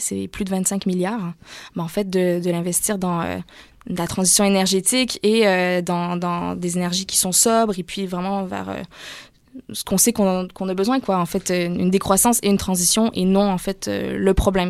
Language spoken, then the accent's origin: French; Canada; moved away as an adult; also born or lived in Montreal; now in France; chez nous au Canada